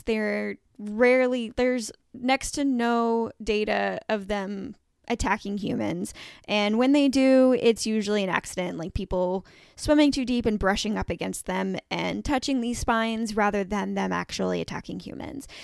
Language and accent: English; Evansville, Indiana, United States; moved away; my hometown of Evansville, Indiana, I no longer live there, but, um, that is where I grew up